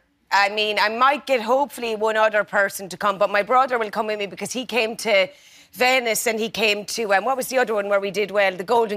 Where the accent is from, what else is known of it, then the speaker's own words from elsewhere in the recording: Tipperary, Ireland; I'm from Tipperary.